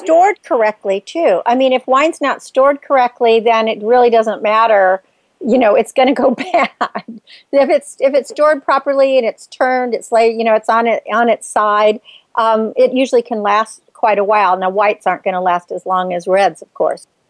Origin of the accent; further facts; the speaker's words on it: Napa Valley, California, United States; I grew up in Napa Valley